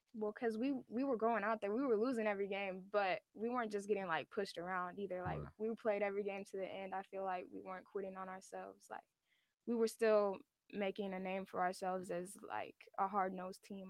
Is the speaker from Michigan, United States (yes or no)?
no; Sacramento, California, United States; in my hometown